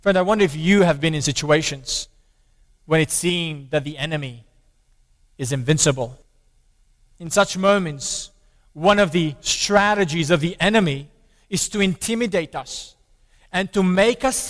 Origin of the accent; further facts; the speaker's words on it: Romania; I grew up in Romania under the communist regime